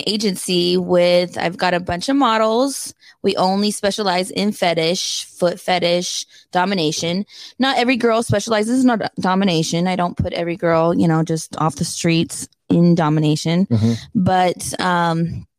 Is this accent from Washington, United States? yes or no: yes; Washington, United States; now in Las Vegas, United States; I'm from Washington State. That's where the good apples grow